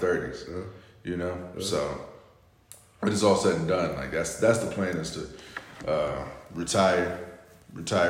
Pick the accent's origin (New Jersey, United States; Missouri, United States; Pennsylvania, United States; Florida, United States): Florida, United States; I grew up in Florida